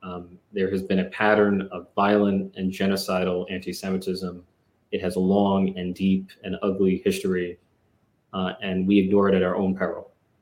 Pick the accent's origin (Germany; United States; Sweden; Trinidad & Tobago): United States; New York City, New York; growing up in the Bronx and facing the rough and tumble of life in the Bronx